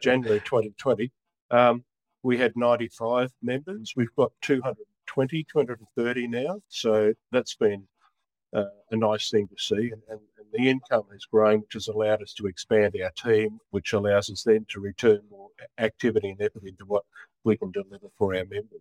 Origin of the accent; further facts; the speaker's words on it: Brisbane, Queensland, Australia; also born or lived in Sydney / Rockhampton; I was born in Brisbane. I was born about a kilometre from where I now live.